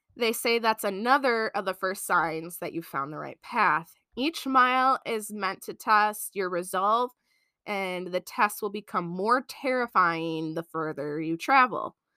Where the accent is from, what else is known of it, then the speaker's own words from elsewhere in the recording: Michigan, United States; we're from Michigan